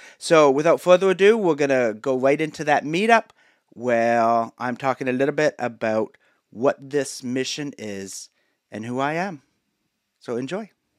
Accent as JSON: {"language": "English", "region": "Ontario", "country": "Canada", "tie": "born or raised there", "said": "I grew up in Canada, just outside of Hamilton, Ontario."}